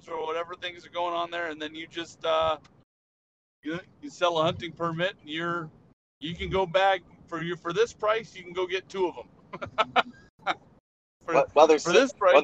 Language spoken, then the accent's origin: English; Sacramento, California, United States; moved away as an adult; also born or lived in Washington State / Hawaii; I was a Navy recruiter in my hometown area around Sacramento